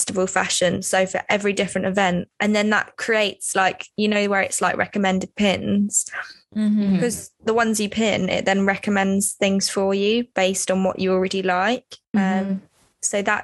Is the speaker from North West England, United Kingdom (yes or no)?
no; Bedford, East of England, United Kingdom; from where we're like from Bedford, people don't really dress like that.